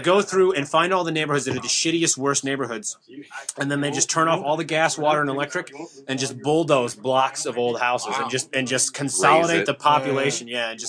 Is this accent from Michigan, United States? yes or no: yes; Flint, Michigan, United States; now in Chicago, United States; I'm from Flint, Michigan, but I'm living in Chicago now.